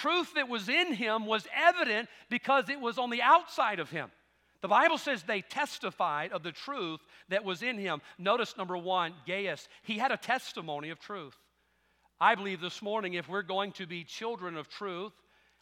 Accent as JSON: {"language": "English", "region": "the South", "country": "United States", "tie": "born or raised there", "said": "I'm thankful for the South, being raised in the South."}